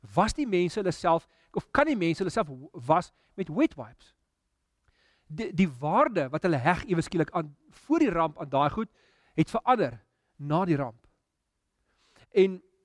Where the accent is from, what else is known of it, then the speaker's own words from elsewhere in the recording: South Africa; ons Afrika as Afrikaners